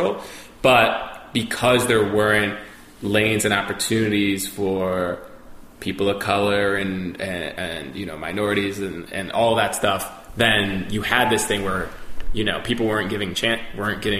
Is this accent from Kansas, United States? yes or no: no; New Jersey, United States; also born or lived in New York; I was born in New York, and then I kind of grew up in Jersey.